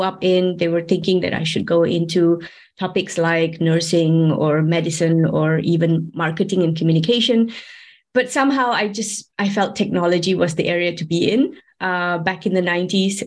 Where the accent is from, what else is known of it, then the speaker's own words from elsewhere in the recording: Malaysia; moved away as an adult; now in Switzerland; I'm actually from Malaysia, but I've been working and living here in Switzerland for about 18 years now.